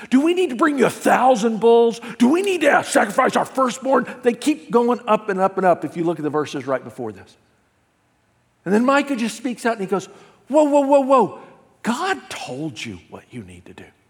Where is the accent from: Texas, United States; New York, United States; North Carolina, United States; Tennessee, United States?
Tennessee, United States; Memphis; now in California, United States; I grew up in the South. The city I grew up in, Memphis, Tennessee